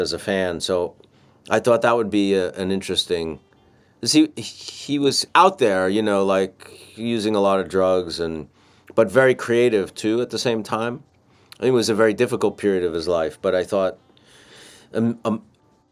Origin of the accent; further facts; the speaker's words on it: New York City, New York, United States; as a New Yorker